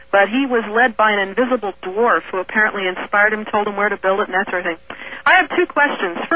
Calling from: Valley Center, California, United States; I'm calling from the Kingdom of Valley Center, which is in Southern California at the base of Mount Palomar.

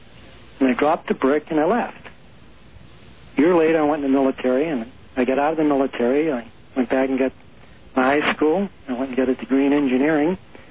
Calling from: Albuquerque, New Mexico, United States

